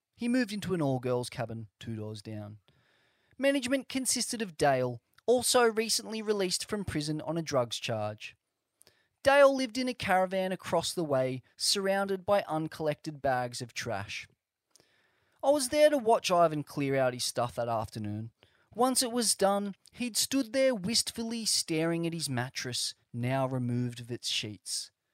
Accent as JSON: {"language": "English", "country": "Australia", "tie": "born or raised there", "said": "Growing up in Australia"}